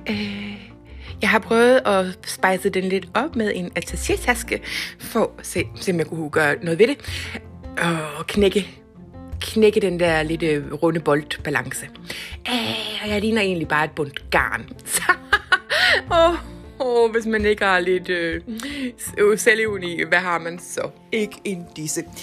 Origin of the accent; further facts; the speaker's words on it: Jutland, Denmark; Men jeg kalder det jo jetset fordi jeg er fra Jydelandet.